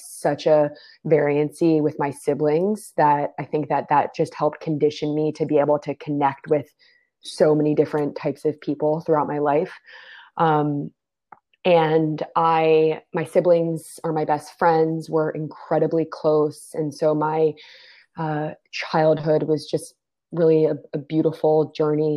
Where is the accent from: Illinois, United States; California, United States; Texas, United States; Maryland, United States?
Maryland, United States; D.C., Maryland suburbs of Washington, United States; I was born and raised right outside of Washington, D.C., in the Maryland suburbs.